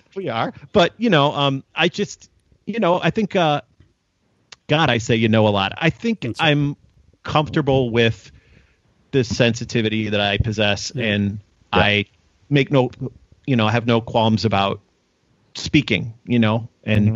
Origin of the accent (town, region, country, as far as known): Chicago, Illinois, United States